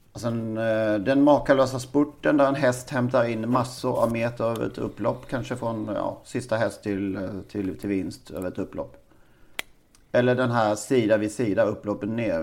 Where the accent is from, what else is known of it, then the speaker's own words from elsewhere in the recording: Karlshamn, Blekinge, Sweden; min hemstad